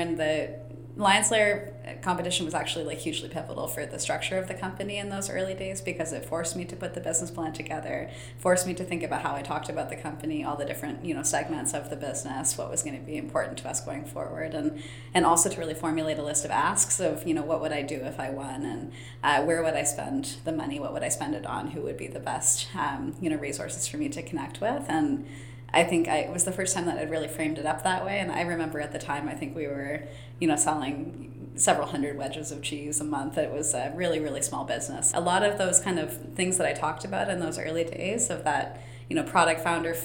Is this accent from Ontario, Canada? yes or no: yes; Ancaster, Ontario, Canada; also born or lived in London, Ontario; I grew up in Ancaster, just up the hill from Innovation Factory